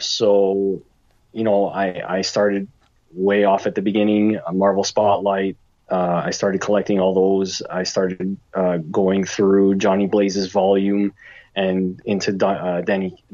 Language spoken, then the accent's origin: English; Toronto, Ontario, Canada; I'm from Toronto. I am Canadian